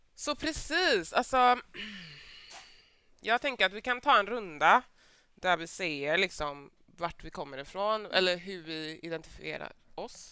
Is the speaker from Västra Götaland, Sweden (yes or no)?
yes; Mölndal, Västra Götaland, Sweden; jag är född och uppvuxen i Mölndal